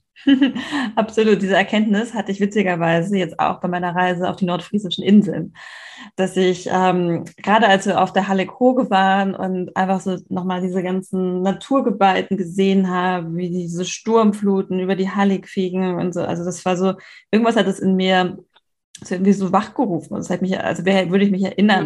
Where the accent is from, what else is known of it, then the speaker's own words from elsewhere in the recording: Hamburg, Germany; ich bin ja selber in Hamburg aufgewachsen